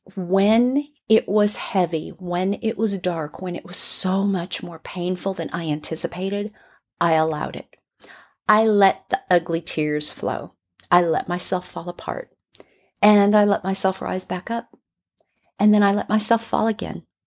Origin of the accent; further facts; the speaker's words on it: Burbank, California, United States; I grew up in Burbank in California, right outside of L A, like right over the hill from Hollywood